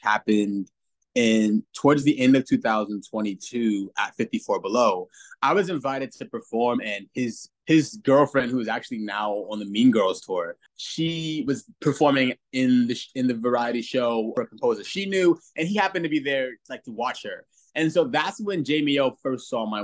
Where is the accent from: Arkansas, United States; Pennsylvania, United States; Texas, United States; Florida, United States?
Florida, United States; Central; moved away; I'm from Central Florida originally.